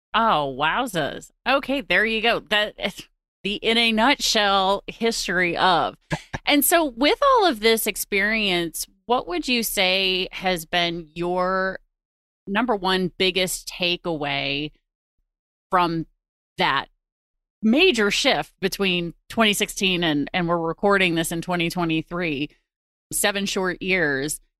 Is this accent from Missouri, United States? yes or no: yes; St. Louis, Missouri, United States; based in my hometown of Saint Louis, Missouri